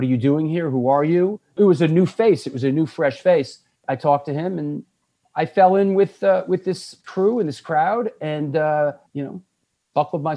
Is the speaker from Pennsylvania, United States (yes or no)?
no; New York City, New York, United States; moved away as an adult; also born or lived in Boston; I was born and raised in New York City.